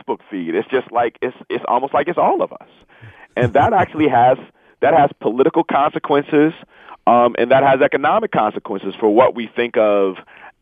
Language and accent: English; Inkster, Michigan, United States; I grew up in Inkster